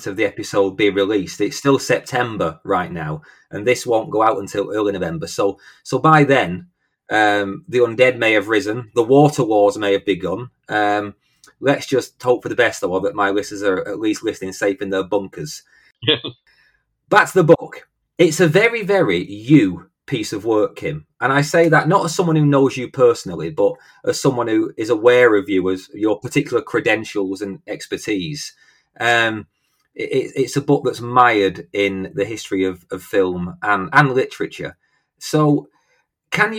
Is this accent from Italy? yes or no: no; United Kingdom; I'm British